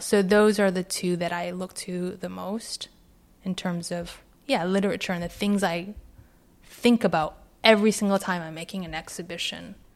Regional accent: Vancouver, British Columbia, Canada; now in London, United Kingdom; I grew up in Vancouver.

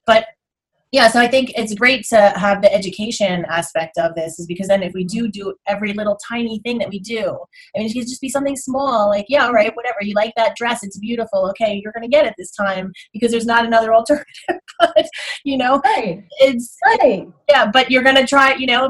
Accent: United States; I grew up right outside of Manhattan

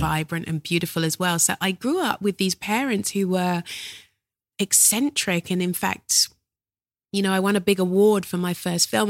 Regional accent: London, United Kingdom; I was born in South London.

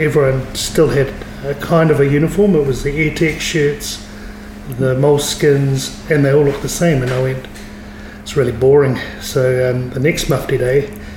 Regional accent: Waipawa, Hawke's Bay, New Zealand; also born or lived in East Coast Bays, Auckland; I grew up in Waipawa

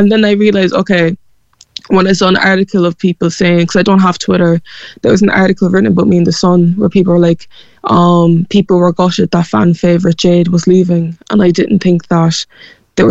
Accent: Cork, Munster, Ireland; accent: Cork; a lot of my success can be thankfully put down to my Cork accent

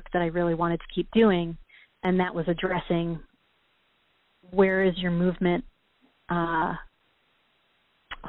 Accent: Michigan, United States; moved away as an adult; also born or lived in New York / Los Angeles / Chicago; we're both originally from Michigan

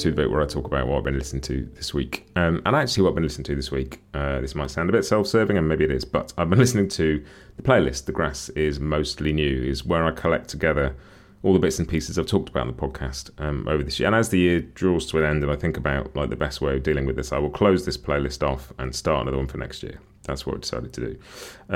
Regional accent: United Kingdom; as a Brit

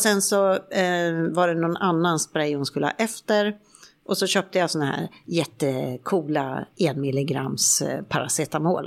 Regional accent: Sweden; moved away as an adult; now in Spain; hemma i Sverige

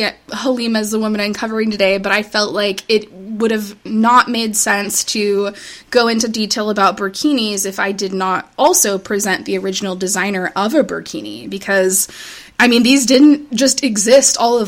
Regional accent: United States; born or raised there

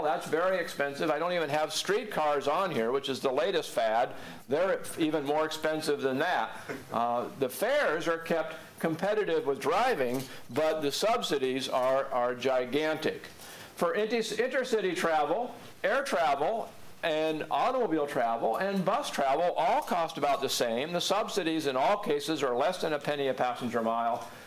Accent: Portland, Oregon, United States; my hometown of Portland, Oregon

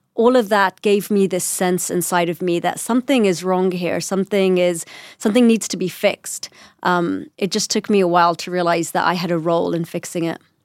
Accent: London, United Kingdom; accent: British; first language English; I was born in London and I still had a British accent

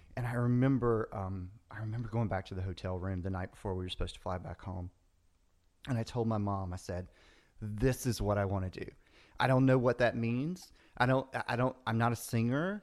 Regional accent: the South, United States; moved away; I grew up in the South, you know, it's, we were a tight family

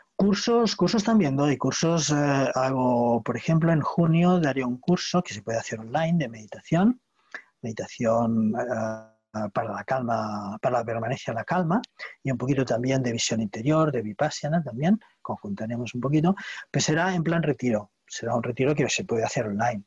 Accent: Barcelona, Catalonia, Spain; Soy de Barcelona, de Cataluña.

